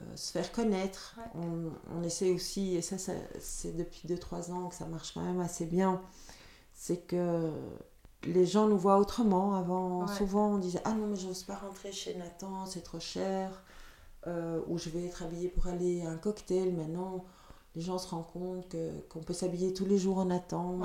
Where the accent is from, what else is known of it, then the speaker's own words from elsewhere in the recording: Leuven, Flanders, Belgium; first language Dutch; French is a second language; also born or lived in Chile; j'ai grandi à Leuven, donc ma, ma, première langue est le néerlandais